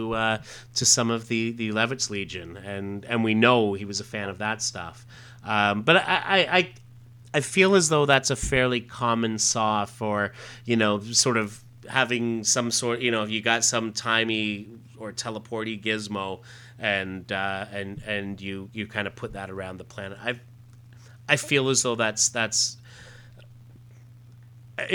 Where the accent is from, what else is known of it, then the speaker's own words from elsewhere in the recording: Ontario, Canada; Growing up in Canada as he did, I know that that we had access. We always had access to a lot of those episodes on TV Ontario, and they were big on the Doctor Who, and that's certainly where I grew up watching them.